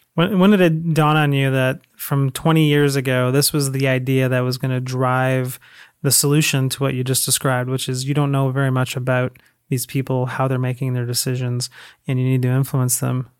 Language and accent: English; Toronto, Ontario, Canada; moved away as an adult; now in United States; I am from Canada. Toronto, I was moved he-, here about a year ago